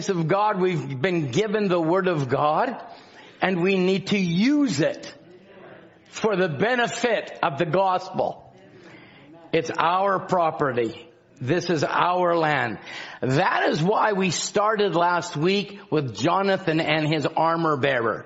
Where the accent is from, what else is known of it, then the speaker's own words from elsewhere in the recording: Scotland, United Kingdom; I'm Scottish